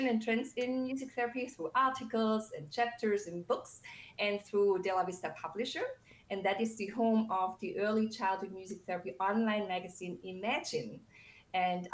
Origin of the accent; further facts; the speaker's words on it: Germany; moved away; I grew up in Germany